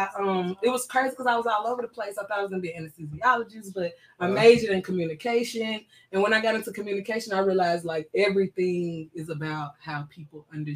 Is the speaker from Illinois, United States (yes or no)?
no; Chattanooga, Tennessee, United States; I'm from Chattanooga, born and raised.